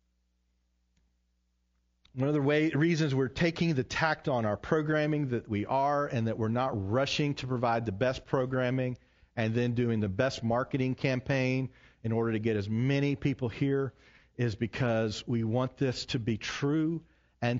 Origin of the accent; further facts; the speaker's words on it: the South, United States; growing up in the South like myself